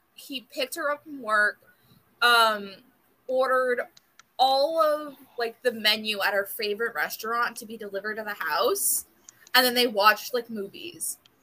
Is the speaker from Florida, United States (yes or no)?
yes; South Florida, United States; born and raised in South Florida